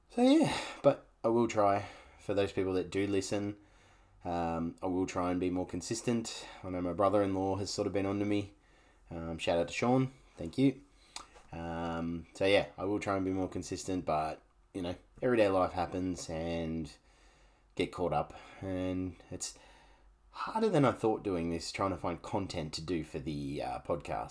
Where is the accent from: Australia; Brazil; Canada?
Australia; Canberra, Australian Capital Territory; now in Gold Coast, Australia; I grew up for the first half of my life, you'll say, I grew up in Canberra